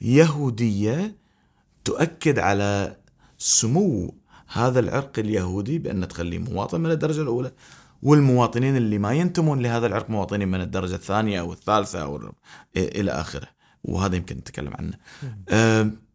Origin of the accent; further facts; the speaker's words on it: Kuwait; احنا ككويتيين